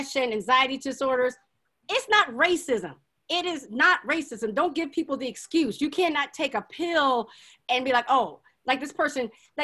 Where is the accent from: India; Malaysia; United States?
United States; Hampton, Virginia; I grew up on Hampton University's campus